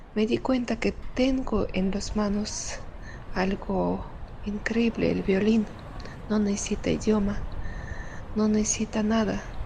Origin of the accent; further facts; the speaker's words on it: Caucasus, Russia; Spanish is a second language; moved away; Vengo de Rusia, de región de Cáucaso, sur de ex Unión Soviética.